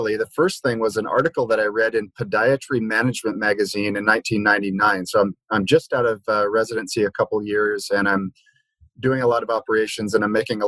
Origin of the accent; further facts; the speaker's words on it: Liberia; moved away; where I grew up in Liberia, West Africa